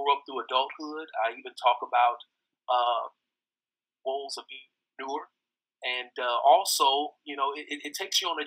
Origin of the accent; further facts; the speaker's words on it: Fort Wayne, Indiana, United States; moved away as an adult; now in Nashville, United States; born and raised in Fort Wayne, Indiana, the same hometown as my brother Jermichael